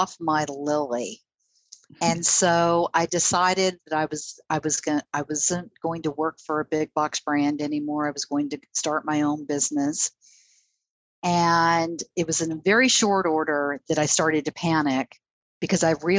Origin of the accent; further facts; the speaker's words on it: Southern California, United States; moved away; I grew up in Southern California